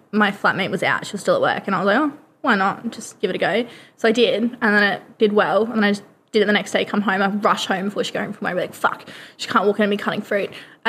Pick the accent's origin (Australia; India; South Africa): Australia; moved away as an adult; now in United Kingdom; I'm from Australia.